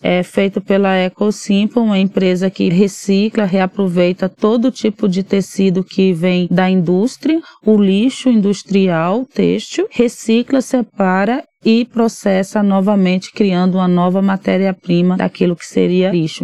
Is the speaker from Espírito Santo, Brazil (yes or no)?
no; Arraial d'Ajuda, Bahia, Brazil; moved away as an adult; now in São Paulo, Brazil; lá na minha cidade, em Arraial da Ajuda